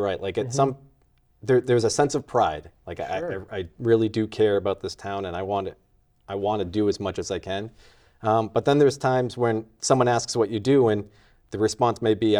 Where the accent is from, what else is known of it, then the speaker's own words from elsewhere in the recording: Shrewsbury, Massachusetts, United States; also born or lived in Worcester; But I was born in Worcester and was raised in Shrewsbury. So I didn't even have to, like, convince my wife to come back here.